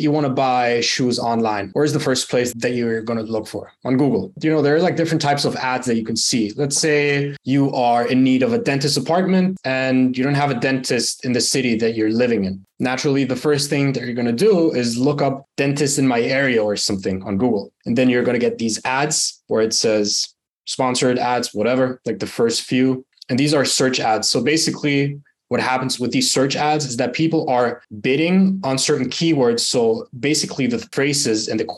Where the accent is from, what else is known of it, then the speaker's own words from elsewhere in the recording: Germany; moved away as an adult; also born or lived in United Arab Emirates; now in Bali, Indonesia; born and raised in Germany, actually emigrated to the UAE the last year in September, moved to Bali. So I'm living in Bali right now.